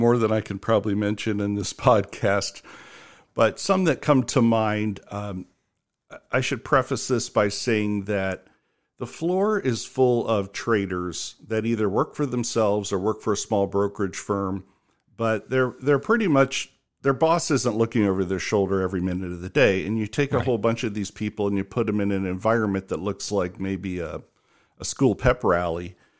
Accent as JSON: {"language": "English", "region": "Ohio", "country": "United States", "also_born_or_lived": "New York", "moved": "yes", "said": "knowing I was from Ohio"}